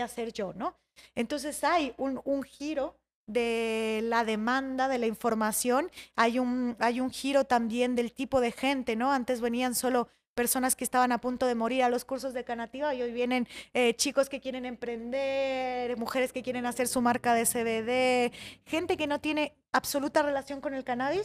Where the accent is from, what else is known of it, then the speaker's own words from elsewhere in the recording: Michoacán, Mexico; now in Mexico City, Mexico; en Michoacán, de donde yo soy, que es esa zona del lago de Pátzcuaro